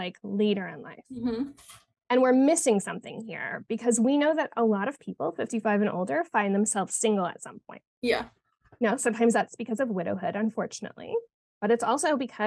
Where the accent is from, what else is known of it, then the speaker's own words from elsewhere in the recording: Canada; moved away as an adult; also born or lived in Montreal; now in Arizona, United States; I'm originally from Canada